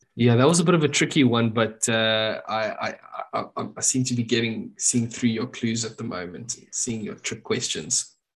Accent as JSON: {"language": "English", "country": "South Africa", "said": "as a South African"}